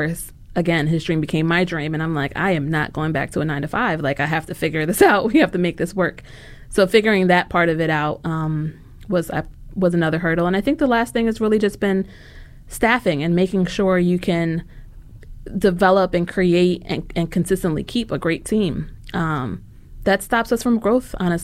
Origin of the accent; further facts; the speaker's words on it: New York, United States; moved away as an adult; now in Philadelphia, United States; being a New Yorker